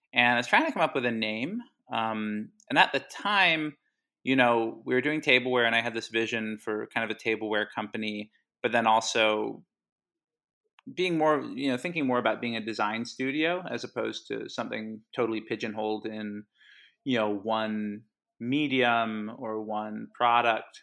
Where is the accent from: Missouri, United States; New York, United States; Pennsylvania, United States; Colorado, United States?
Pennsylvania, United States; Havertown; also born or lived in Hawaii; I grew up in Hawaii, actually, till I was ten. Uh, my dad and my mom moved out there for a while, and, uh, yeah, eventually came back, uh, in the mid-nineties, uh, moved to the Philly suburbs and Havertown